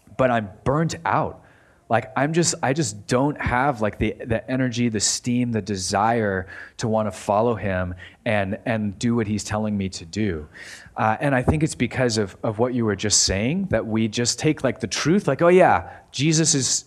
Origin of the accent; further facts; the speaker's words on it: United States; through the lens of our American lives